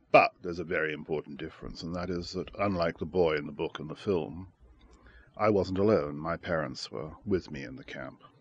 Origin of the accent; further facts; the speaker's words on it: Shanghai, China; I was born in Shanghai in 1930, and I was there when the Japanese invaded China in 1937